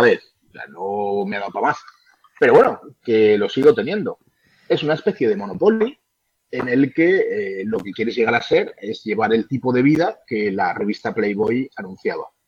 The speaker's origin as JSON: {"language": "Spanish", "town": "Valencia", "region": "Valencian Community", "country": "Spain", "said": "soy allí de Valencia"}